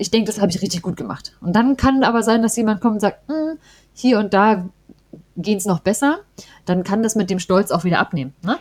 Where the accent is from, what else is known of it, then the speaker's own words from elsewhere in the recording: East Germany, Germany; im Osten, wo wir ja beide auch herkommen